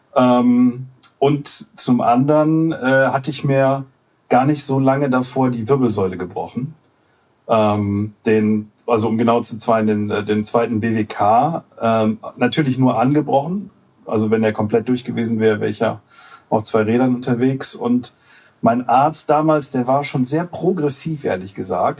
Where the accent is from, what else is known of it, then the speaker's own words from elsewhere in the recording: Solingen, North Rhine-Westphalia, Germany; in meiner Heimatstadt Solingen, das liegt zwischen Düsseldorf und Köln